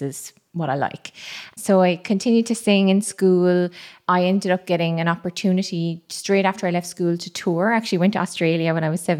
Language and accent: English; Cameroon; also born or lived in Madagascar; I'm from Cameroon and Madagascar